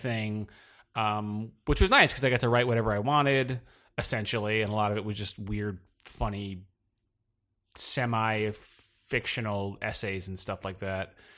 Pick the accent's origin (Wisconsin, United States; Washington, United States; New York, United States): New York, United States; Poughkeepsie; now in New York City, United States; I'm from, uh, New York, but not, I'm, uh, from the Hudson, the Hudson Valley, uh, nor, about two hours north of here